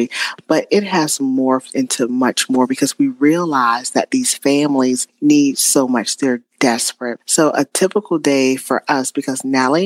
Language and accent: English; Spartanburg, South Carolina, United States; my hometown of Spartanburg, South Carolina